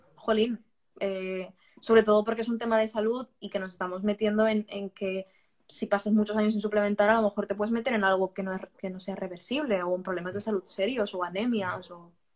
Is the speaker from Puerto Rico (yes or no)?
no; Barcelona, Catalonia, Spain; now in Valencia, Spain; Yo, yo, soy valenciana de adopción. O sea, yo nací en Barcelona.